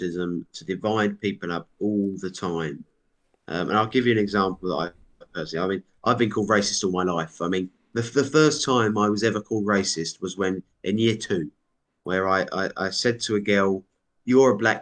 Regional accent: United Kingdom; I'm so proud to be British

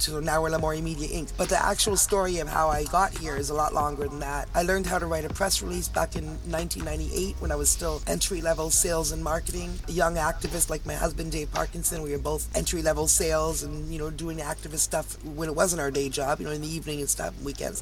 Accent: Toronto, Ontario, Canada; now in Hamilton, Canada; I'm a Canadian girl, Toronto girl, and I live about 40 minutes from Toronto in a city called Hamilton

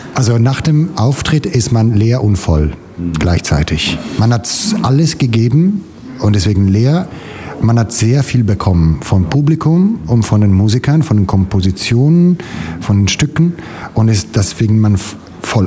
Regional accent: Italy; German is a second language; now in Germany; als Italiener hier in Deutschland

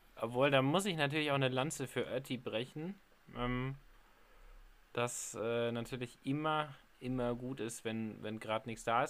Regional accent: Trier, Rhineland-Palatinate, Germany; von meiner Heimatstadt Trier

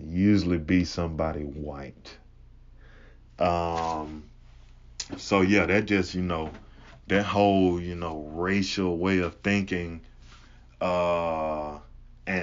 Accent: Huntsville, Alabama, United States; also born or lived in Mississippi; I'm originally from Mississippi, but I grew up in Alabama. I grew up in the northern half of Alabama

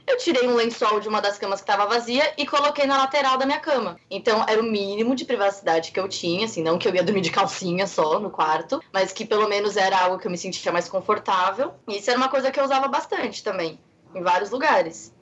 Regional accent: Brazil; eu sou brasileira mesmo, gosto de ser brasileira, eu amo ser brasileira

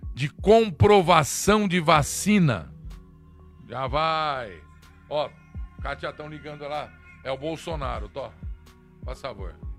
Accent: Brazil; Eu sou brasileiro

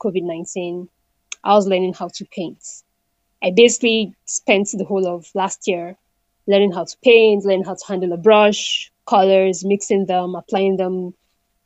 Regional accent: Northern Nigeria, Nigeria; also born or lived in Delta State, Nigeria; now in Abuja, Nigeria; I grew up in the northern part of Nigeria, was born there, grew up my primary school, and basically most of my education, even till university, was in the northern part of Nigeria.

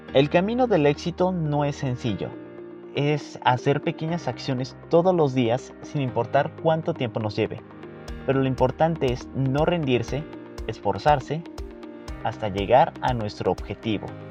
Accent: Mexico; nosotras como mexicanas

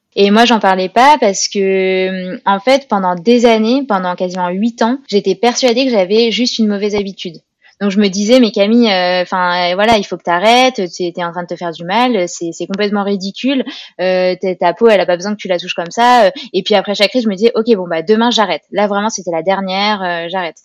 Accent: Grenoble, Auvergne-Rhône-Alpes, France; je suis originaire de Grenoble

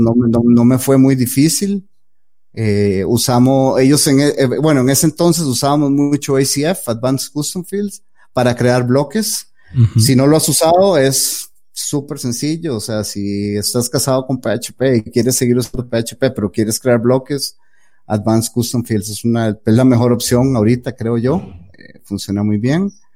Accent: Costa Rica; soy de Costa Rica, eh, vivo en Costa Rica

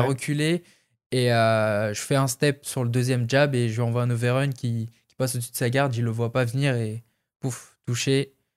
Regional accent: France; vu que j'ai fait comme tous les Français beaucoup de combats en France au début

